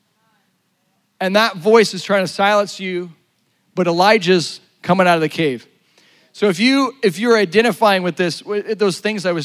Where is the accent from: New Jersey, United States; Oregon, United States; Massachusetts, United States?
Oregon, United States; La Grande; born or raised there